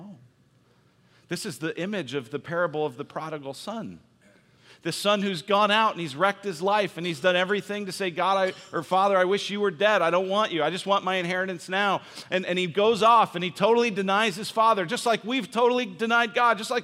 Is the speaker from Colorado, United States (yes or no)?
yes; Denver, Colorado, United States; moved away as an adult; also born or lived in Illinois; I'm from Denver, went to college at University of Illinois, and every Christmas I would come home for Christmas